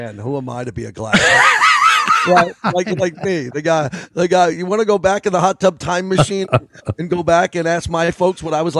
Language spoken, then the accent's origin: English; New York, United States; as a New Yorker